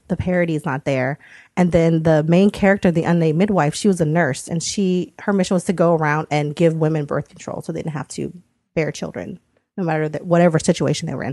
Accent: United States; I was born in the States

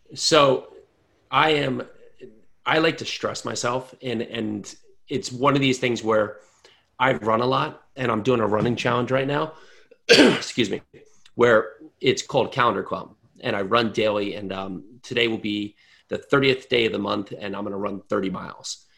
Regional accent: New Jersey, United States; I'm from New Jersey

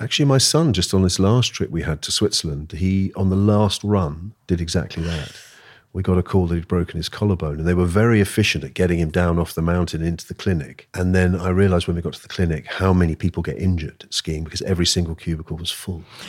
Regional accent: London, United Kingdom; also born or lived in Austria; I was born here in London, and speaking German

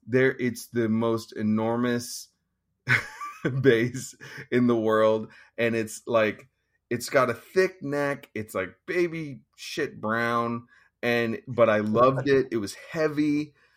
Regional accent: Petaluma, California, United States; also born or lived in East Bay, California; I was born around Petaluma, but we moved to the East Bay for a number of years. And then around when I was about in sixth grade, my parents took me back up there

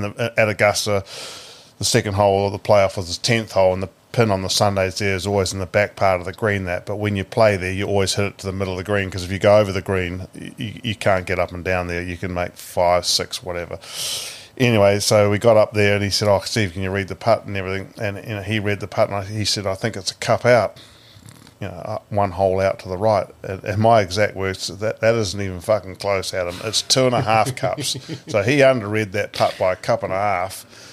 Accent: Paraparaumu, Wellington, New Zealand

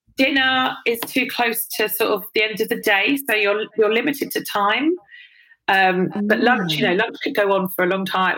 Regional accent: London, United Kingdom; I grew up in London

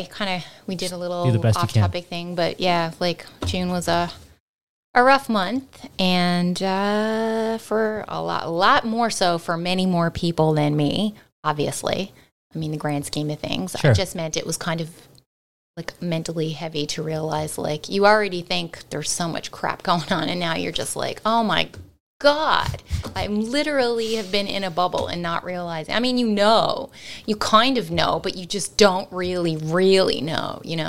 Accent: Newfoundland and Labrador, Canada; I definitely realized growing up in Newfoundland that there were certain expressions that I heard

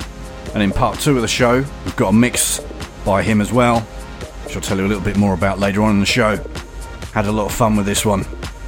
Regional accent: Essex, East of England, United Kingdom; I grew up in Essex.

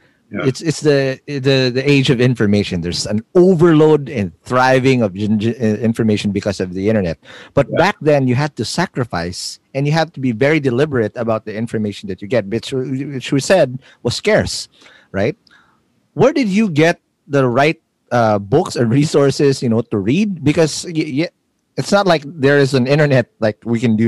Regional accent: Quezon City, Metro Manila, Philippines; I grew up in Kamuning

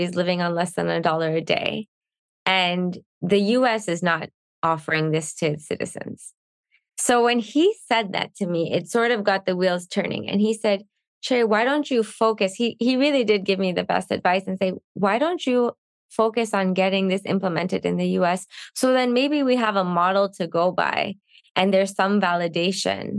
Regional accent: Canada; I'm Canadian

